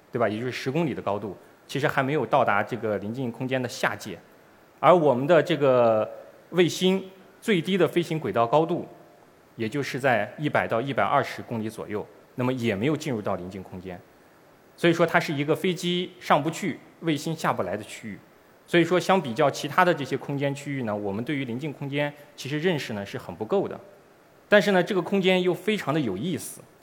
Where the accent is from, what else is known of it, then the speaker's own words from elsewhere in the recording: China; 我们中国人